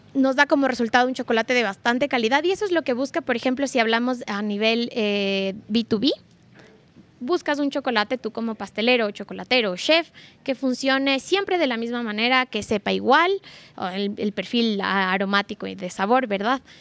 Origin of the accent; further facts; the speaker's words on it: Ecuador; nosotros como ecuatorianos